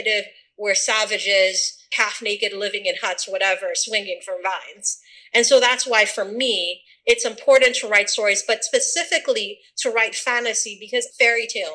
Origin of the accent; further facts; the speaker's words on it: Sierra Leone; moved away; also born or lived in Atlanta, Georgia; I'm from Sierra Leone. Born and raised